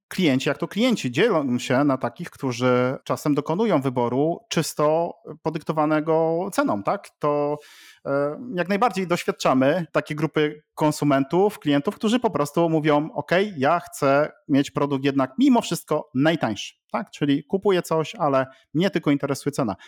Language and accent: Polish; Łódź, Łódź Voivodeship, Poland; jestem z Łodzi